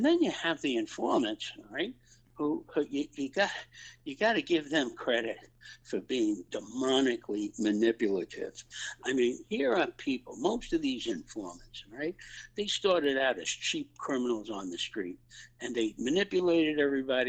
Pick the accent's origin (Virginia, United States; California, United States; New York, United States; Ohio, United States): New York, United States; New York City; growing up on the Lower East Side and Little Italy and the Fourth Ward, Knickerbocker Village